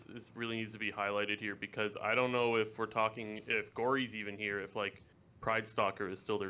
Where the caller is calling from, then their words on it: Ontario, Canada; Ontario, Canada.